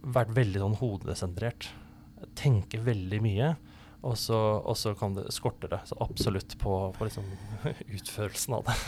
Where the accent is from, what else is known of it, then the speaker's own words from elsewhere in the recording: Oslo, Norway; also born or lived in Grimstad; now in Kristiansand, Norway; jeg er um, opprinnelig fra Oslo, og så har jeg blitt en litt sånn adoptiv eh, sørlending. Bodd lenge her i Kristiansand og i, i Grimstad